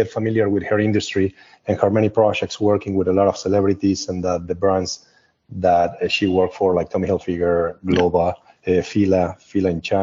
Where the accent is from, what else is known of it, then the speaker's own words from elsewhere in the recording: Argentina; English is a second language; also born or lived in Vancouver, Canada; now in United States; I'm originally from Argentina. I live in the United States since approximately the end of 1999 or 2000.